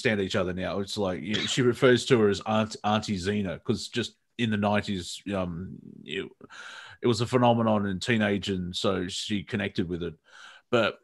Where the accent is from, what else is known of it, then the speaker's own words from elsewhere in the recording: Australia; accent: Australian; I see an Australian accent on American TV. Like, oh, gee, what the bloody hell's that? And it's my own accent